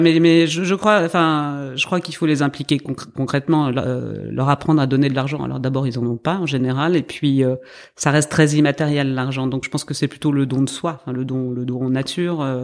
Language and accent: French; north of France, France; je viens du nord de la France